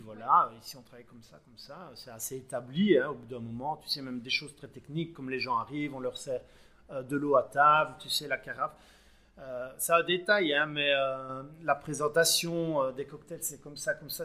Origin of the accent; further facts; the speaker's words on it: Belgium; chez nous en Belgique